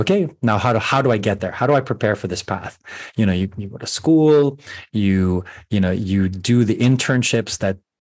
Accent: Philippines; moved away; growing up in the Philippines

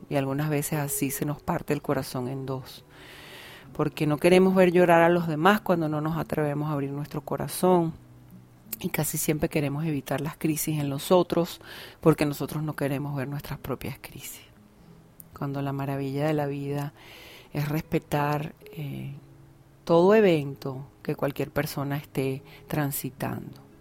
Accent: Venezuela; en mi país Venezuela

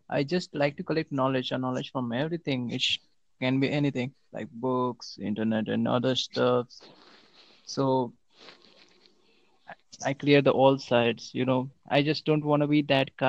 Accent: United Kingdom; I am from United Kingdom.

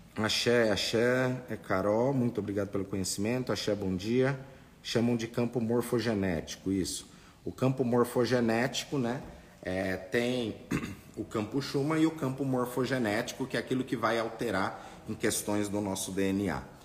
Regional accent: Brazil; nós nascemos aqui no Brasil

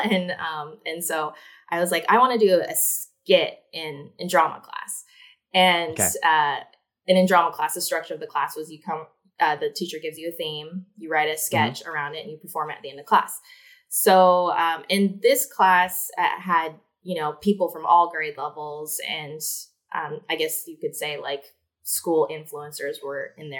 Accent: Shasta County, California, United States; born or raised there; now in Los Angeles, United States

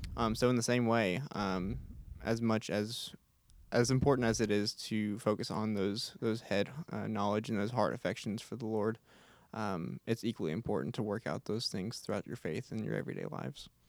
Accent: Houston, Texas, United States; I am from Houston, Texas

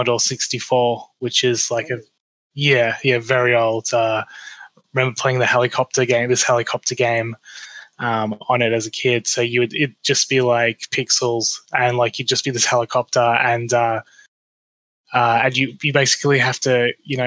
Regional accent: Australia

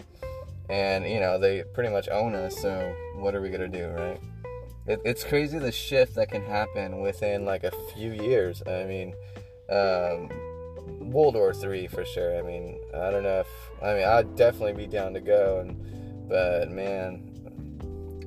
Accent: United States; as an American

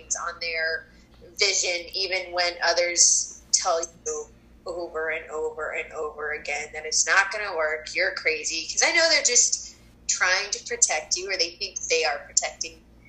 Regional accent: Colorado, United States; moved away; I was born and raised in Colorado

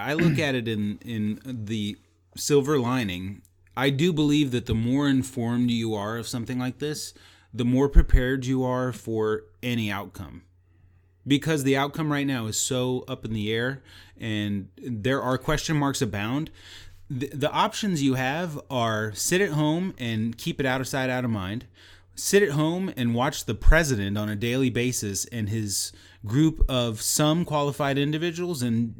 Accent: Texas, United States; but I do know my geography, and I'm Texan, know that there are 50 states.

